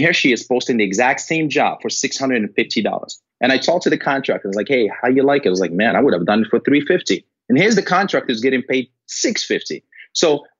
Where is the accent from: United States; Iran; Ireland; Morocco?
Morocco; moved away; I'm originally from Morocco